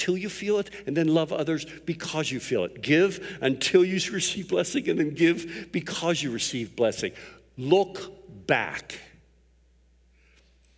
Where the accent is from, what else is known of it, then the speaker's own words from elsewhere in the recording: Pittsburgh, Pennsylvania, United States; I was raised in Pittsburgh.